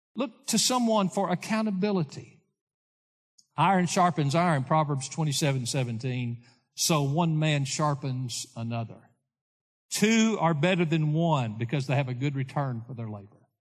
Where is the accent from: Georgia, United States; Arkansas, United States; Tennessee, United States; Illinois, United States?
Tennessee, United States; Lawrenceburg; I grew up in Lawrenceburg, Tennessee